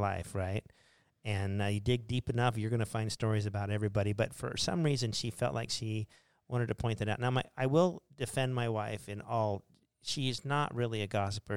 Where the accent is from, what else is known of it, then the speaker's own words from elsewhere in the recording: Arizona, United States; I'm a native Arizonan, but I feel like I have Montana roots